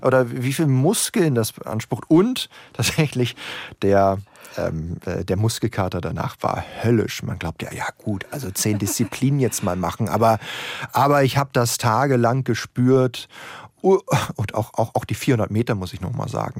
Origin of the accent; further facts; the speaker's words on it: Berlin, Germany; Ich bin ja Berliner